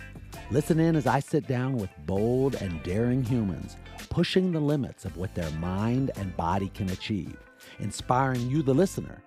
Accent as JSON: {"language": "English", "town": "Seattle", "region": "Washington", "country": "United States", "tie": "born or raised there", "said": "In the words of the great Dave Niehaus, who I grew up listening to in Seattle."}